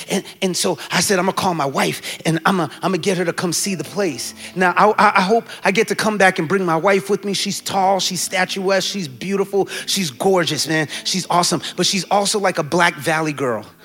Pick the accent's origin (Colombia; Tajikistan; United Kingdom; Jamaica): Jamaica; now in New York, United States; I'm Jamaican, so that's not a big deal